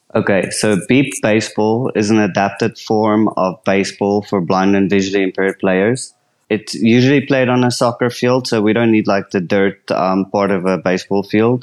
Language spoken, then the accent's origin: English; South Africa; I'm from South Africa